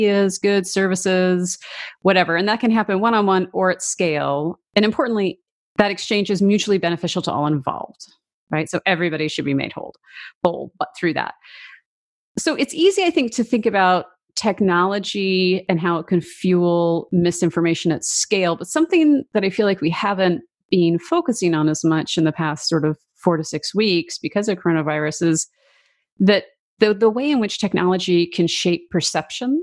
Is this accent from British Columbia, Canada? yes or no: yes; Vancouver, British Columbia, Canada; moved away; I'm originally from Vancouver, Canada